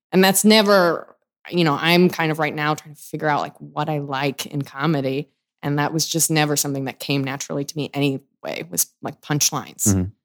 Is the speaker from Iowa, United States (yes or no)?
no; Chicago, Illinois, United States; I was from Chicago, like Second City made sense, but it just like, I didn't think that was for me because I didn't like these theater games.